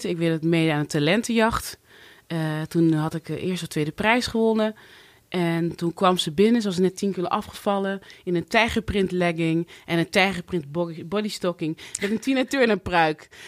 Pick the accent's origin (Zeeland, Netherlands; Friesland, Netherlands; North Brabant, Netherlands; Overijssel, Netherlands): North Brabant, Netherlands; Cuijk; moved away; Ik ben opgegroeid in Brabant, een oh, klein dorpje in Kuik, ja. waar het eerste zwarte gezin.